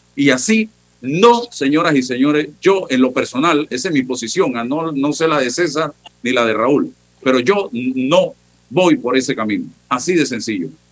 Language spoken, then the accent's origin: Spanish; Panama; Eso es lo que queremos los panameños